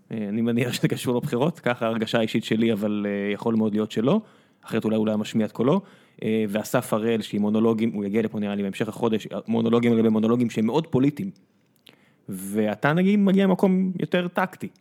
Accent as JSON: {"language": "Hebrew", "town": "Beersheba", "region": "Southern District", "country": "Israel", "tie": "born or raised there", "moved": "as an adult", "lives_now": "Tel Aviv, Israel", "said": "כבאר שבעי"}